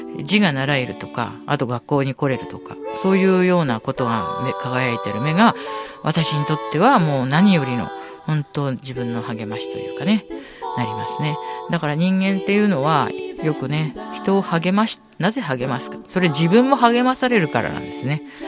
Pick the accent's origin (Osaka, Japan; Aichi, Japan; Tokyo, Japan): Tokyo, Japan; 私の出身の、引きふ、東京墨田区